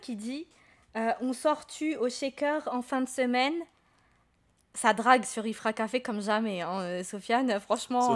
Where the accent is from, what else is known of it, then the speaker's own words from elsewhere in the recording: Marrakech, Marrakesh-Safi, Morocco; moved away; je suis de Marrakech